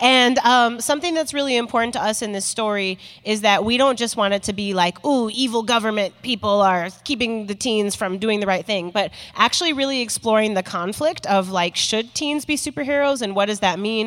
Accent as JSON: {"language": "English", "town": "Chicago", "region": "Illinois", "country": "United States", "said": "I'm from Chi City, Illinois. From Chi-Town"}